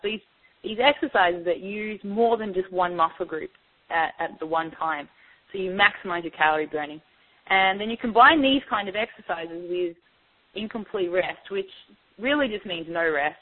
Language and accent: English; Australia; now in New York, United States; originally I'm from Australia